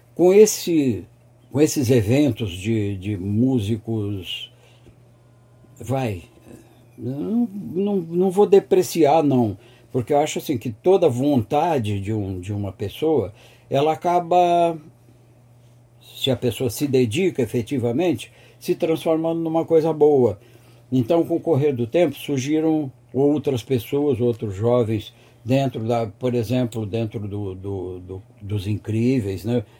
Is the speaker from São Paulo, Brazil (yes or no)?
yes; São Paulo, Brazil; also born or lived in Rio de Janeiro; eu sou carioca, hum. mas eu fui, adot... eu fui deportado aos três anos de idade Eu fui deportado porque meu pai era militar uhum. e ele foi transferido do Rio de Janeiro para São Paulo. Eu vim para cá com três anos